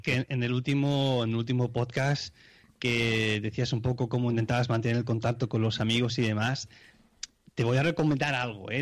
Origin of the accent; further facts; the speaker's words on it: Spain; now in Switzerland; Yo, cuando vine aquí a Suiza, hostia, un español